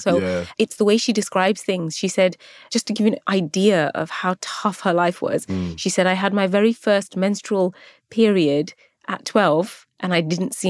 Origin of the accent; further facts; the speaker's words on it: Luton, East of England, United Kingdom; I think Luton gets a lot of stick, can I just say. Of course I am. It's my hometown. It's where I was born.